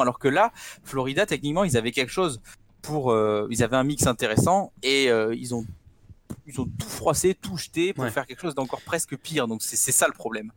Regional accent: France; je suis français

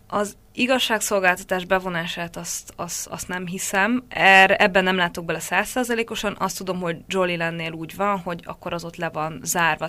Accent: Hungary; moved away; én ott lehetek magyarként, helyi kollégákkal olyan kapcsolatban dolgozhatunk együtt

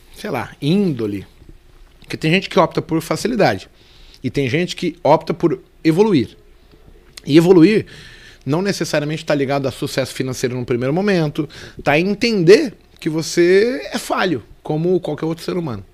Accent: São Paulo, Brazil; also born or lived in Brasilândia, São Paulo; Eu sou um cara que nasci na Vila Nova Cachoeirinha, São Paulo

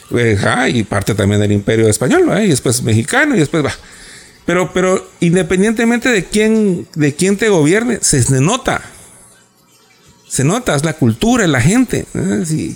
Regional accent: Guatemala; los dos somos guatemaltecos

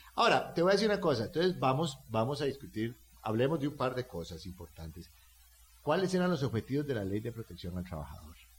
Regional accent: Costa Rica; Yo hablo como un costarricense simple y llano

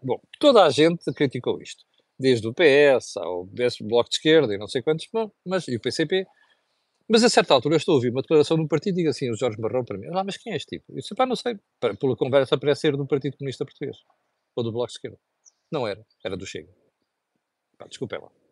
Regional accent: Mozambique; Quando era miúdo, em Moçambique, na escola

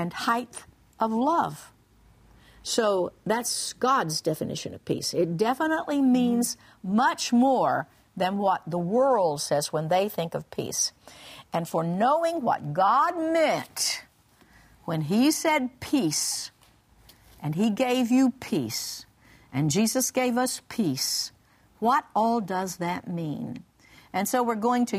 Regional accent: Oklahoma, United States; I grew up in Oklahoma

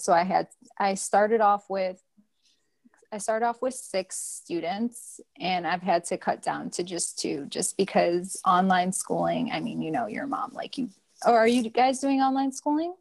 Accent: Detroit, Michigan, United States; I am living here in Detroit, Michigan. This is my hometown

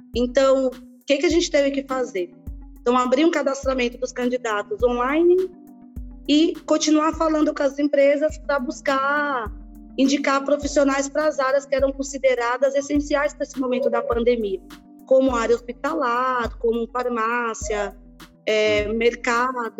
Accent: São Paulo, Brazil; also born or lived in Bahia; vim para São Paulo com seis anos de idade, Marcos, e estudei numa escola pública aqui em Paraisópolis

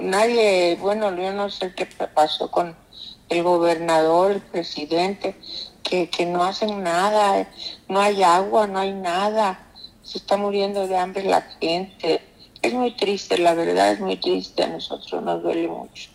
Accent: Acapulco, Guerrero, Mexico; moved away; ahí nacimos, ahí nació mi mamá, ahí nacieron mis hermanos, nací yo en Guerrero

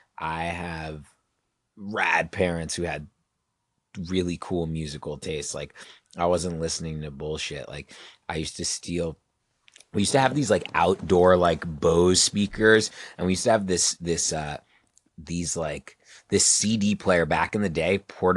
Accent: Virginia, United States; In Virginia.

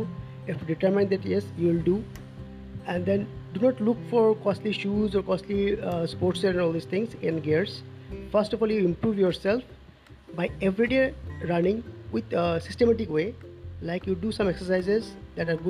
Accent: Guwahati, Assam, India; from Guwahati, Assam, India

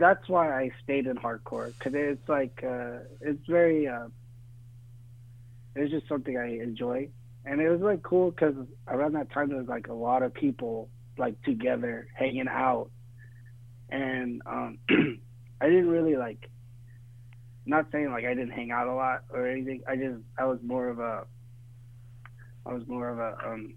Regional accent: Fresno, California, United States; I grew up in Fresno

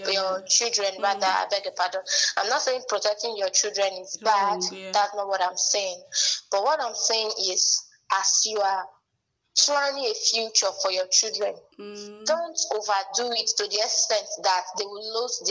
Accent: Benin City, Edo, Nigeria; where I was growing up in Benin

